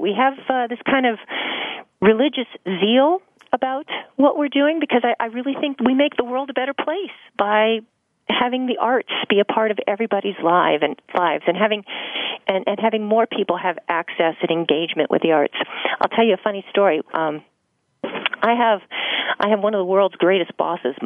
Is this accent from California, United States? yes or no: yes; Los Angeles, California, United States; I grew up here in Los Angeles